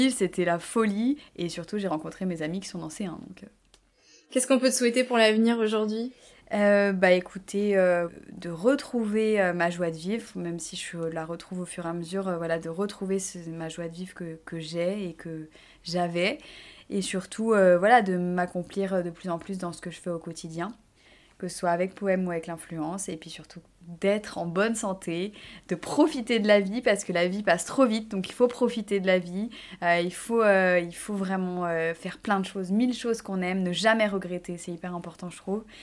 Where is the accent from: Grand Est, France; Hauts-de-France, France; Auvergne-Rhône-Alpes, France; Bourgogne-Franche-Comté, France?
Bourgogne-Franche-Comté, France; Burgundy; moved away as an adult; also born or lived in Nancy; Donc je viens de Bourgogne